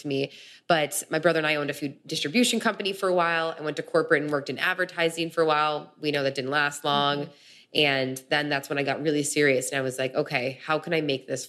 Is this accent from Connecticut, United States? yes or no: no; Chicago, Illinois, United States; moved away as an adult; now in California, United States; growing up in Chicago, growing up in the Midwest